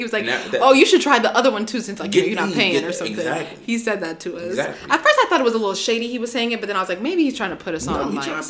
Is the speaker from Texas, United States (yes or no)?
yes; Dallas, Texas, United States; now in Washington, D.C., United States; I grew up in Dallas.